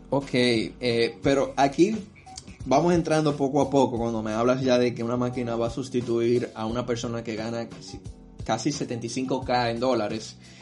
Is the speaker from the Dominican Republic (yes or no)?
yes; Dominican Republic